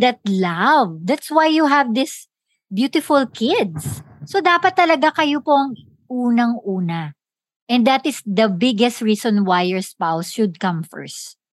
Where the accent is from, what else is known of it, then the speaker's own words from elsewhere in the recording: Philippines; tayo sa kultura natin bilang Pilipino